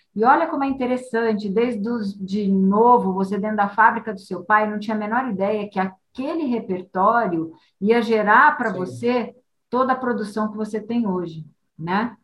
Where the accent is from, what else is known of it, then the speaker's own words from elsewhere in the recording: Santos, São Paulo, Brazil; moved away; passei minha, minha juventude em Santos